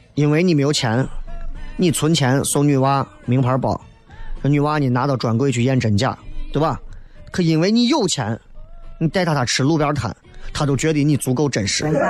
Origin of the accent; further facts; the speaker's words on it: Xi'an, Shaanxi, China; 作为西安人